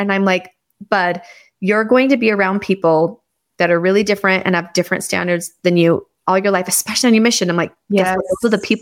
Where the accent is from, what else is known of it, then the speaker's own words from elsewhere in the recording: Canada; born there; also born or lived in Irvine / Los Angeles; so I was born in Canada. My dad's whole family's Canadian. And then I lived in California.